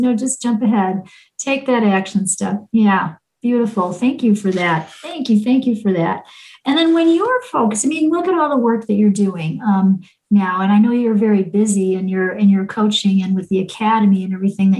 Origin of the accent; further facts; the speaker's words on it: Chicago, Illinois, United States; we're both from Chicago